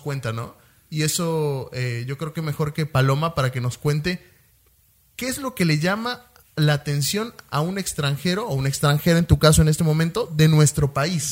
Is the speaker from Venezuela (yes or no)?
no; Mexico; also born or lived in Argentina; nosotros obviamente nacimos aquí en México